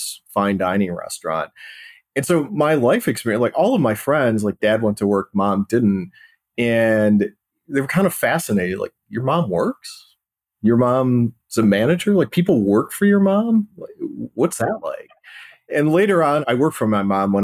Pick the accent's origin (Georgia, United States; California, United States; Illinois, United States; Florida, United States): Illinois, United States; South Holland; I grew up in a town called South Holland, Illinois, which is in the south suburbs of Chicago.